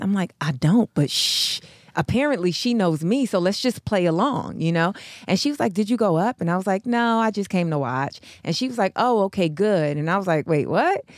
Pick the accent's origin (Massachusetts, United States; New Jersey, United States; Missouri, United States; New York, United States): New York, United States; now in Los Angeles, United States; I'm from New York